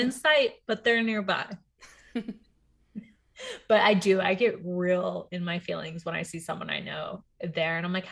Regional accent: Puerto Rico; also born or lived in Texas, United States; now in Virginia, United States; I'm from Puerto Rico

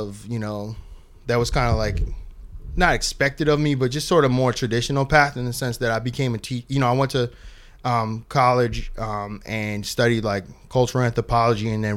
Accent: Keene, New Hampshire, United States; also born or lived in New York City / San Francisco Bay Area; now in Los Angeles, United States; I'm from the southwest corner, small town named Keene, Kwene

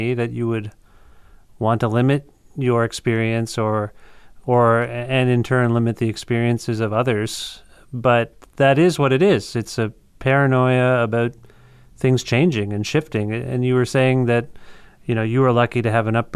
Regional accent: Canada; we sometimes in Canada

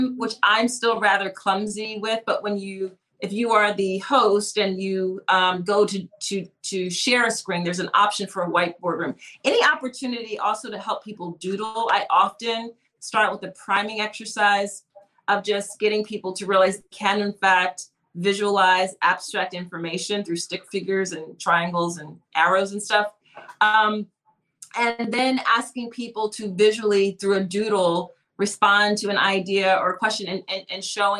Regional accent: Philadelphia, Pennsylvania, United States; I'm from Philly, so we have a front step stoop culture

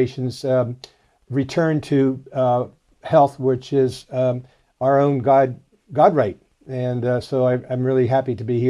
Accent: East Coast, United States; moved away as an adult; also born or lived in Utah / Florida; now in New Zealand; I was born and raised in the East Coast and had medical clinics in Utah and in Florida.

